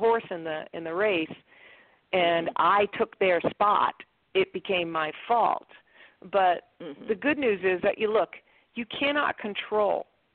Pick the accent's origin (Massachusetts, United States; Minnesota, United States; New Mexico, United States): Massachusetts, United States; Boston; I'm from Boston